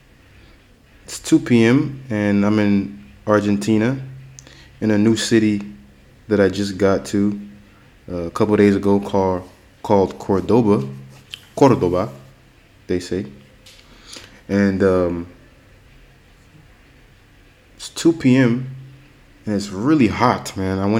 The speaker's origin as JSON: {"language": "English", "region": "Florida", "country": "United States", "said": "I'm from Florida in the United States"}